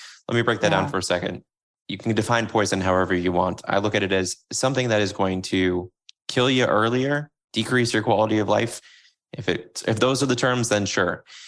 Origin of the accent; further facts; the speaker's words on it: Florida, United States; So when I grew up in Florida, getting the sweetened tea was a thing.